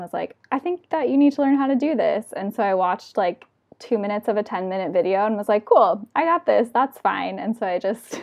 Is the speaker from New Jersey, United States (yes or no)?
no; San Diego, California, United States; now in Davis, United States; I'm from San Diego